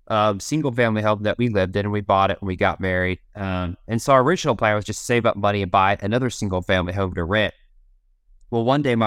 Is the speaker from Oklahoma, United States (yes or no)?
yes; Oklahoma, United States; born there; So I was born in Oklahoma. I'm an Okie by birth, and we have an ice cream local to here called Brahms.